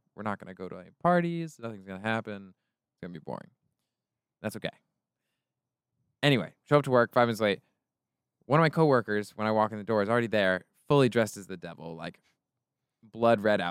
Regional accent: Lawrence, Kansas, United States; now in Los Angeles, United States; I'm from Lawrence, Kansas

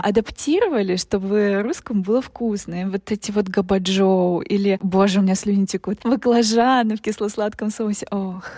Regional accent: Bolshoy Kamen, Primorsky Krai, Russia; moved away; мы сами жили в городе, то есть это название город, большой камень

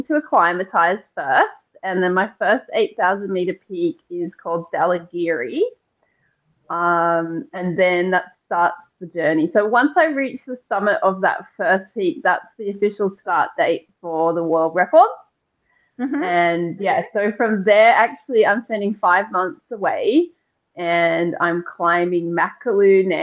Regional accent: Blue Mountains, New South Wales, Australia; I grew up here in the Blue Mountains

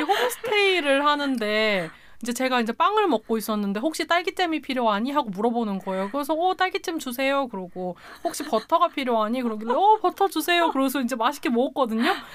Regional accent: Chungcheong, South Korea; 저는 충청도인데

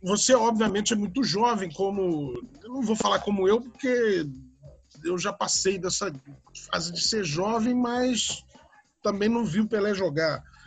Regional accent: Santos, São Paulo, Brazil; quando eu era criança, na cidade de Santos, onde eu nasci

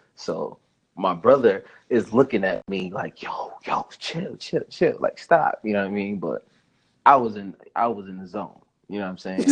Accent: Spring Valley, New York, United States; also born or lived in Harlem, New York; I lived there until I was about eight years old, and then I moved up to Spring Valley

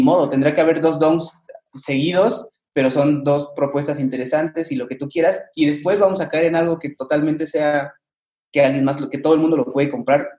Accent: Mexico; somos mexicanos y somos latinos

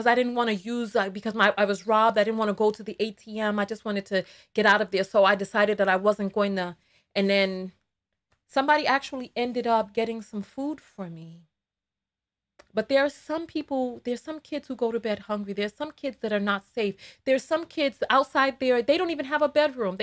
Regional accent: New York City, New York, United States; I am from the Bronx. But you hear me, I don't sound like Cardi B.

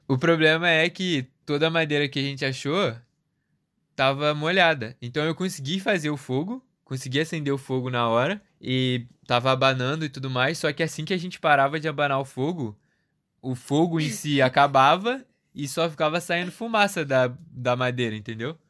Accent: Rio de Janeiro, Brazil; eu sou do Rio

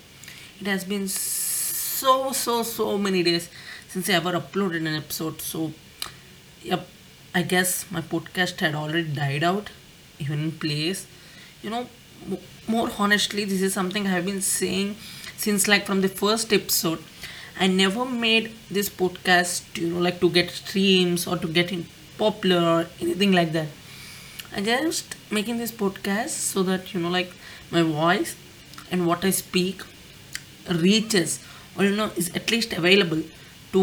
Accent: India; I'm Indian

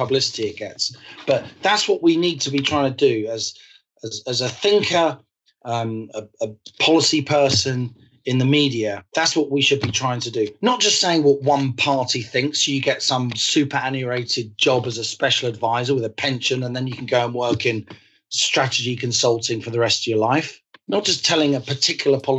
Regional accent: London, United Kingdom; I'm an Irish Catholic who grew up during the Troubles, both in London, but also spending a lot of my school holidays in the Republic of Ireland, where in Mayo, where my father is from

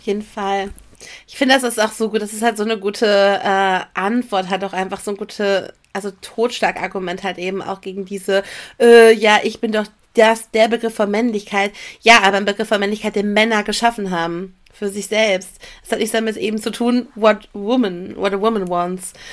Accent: Ruhr area, North Rhine-Westphalia, Germany; ich komme aus dem Pott

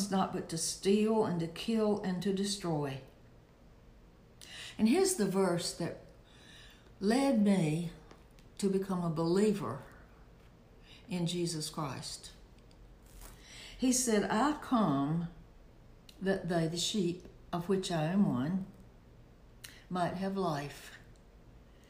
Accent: Alabama, United States; I was born in Alabama, raised in Alabama, went to church in Alabama, went to college in Alabama

